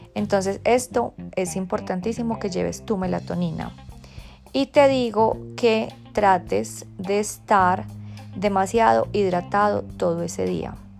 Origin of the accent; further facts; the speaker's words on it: Bogotá, Colombia; moved away; desde Bogotá, mi tierra natal